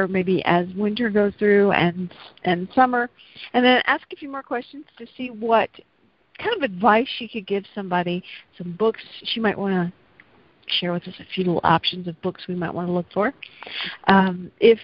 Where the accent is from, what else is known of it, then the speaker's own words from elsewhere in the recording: the South, United States; accent: slight southern; my slight southern accent